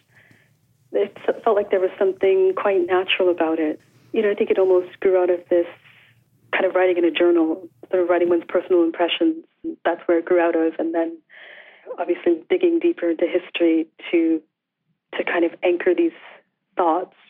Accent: Calgary, Alberta, Canada; I grew up on the prairies. I'm from Calgary, Alberta. Mm-hmm. And I grew up there in the 80s.

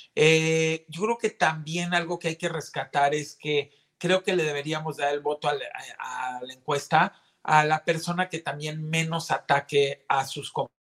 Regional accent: Mexico; todos somos mexicanos

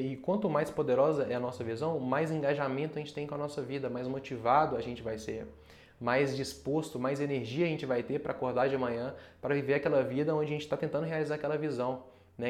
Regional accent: Brazil; enquanto brasileiro

